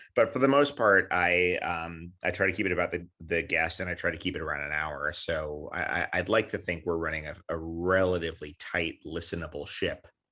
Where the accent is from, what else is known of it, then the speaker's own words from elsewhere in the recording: New York City, New York, United States; also born or lived in Queens, New York; I grew up in New York City.